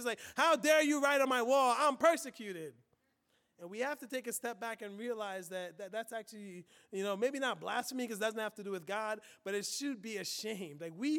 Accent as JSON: {"language": "English", "country": "United States", "said": "we as American Christians"}